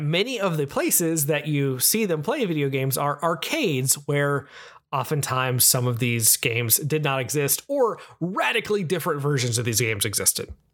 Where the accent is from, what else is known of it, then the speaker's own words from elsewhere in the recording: Southeast United States, United States; I'm from the Southeast United States